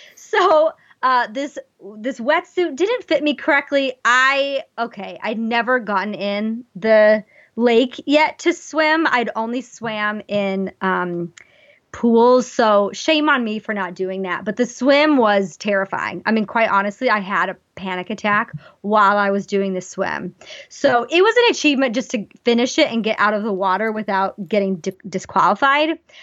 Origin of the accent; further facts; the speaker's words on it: Wyoming, United States; moved away; I grew up in Wyoming